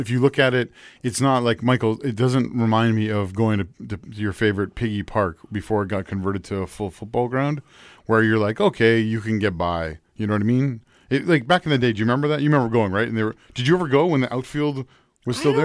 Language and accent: English; York Region, Ontario, Canada; I grew up in in York region